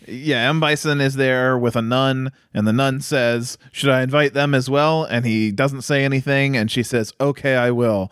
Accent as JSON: {"language": "English", "country": "United States", "said": "I'm an American, so, uh, even though I have, uh, Norse ancestry"}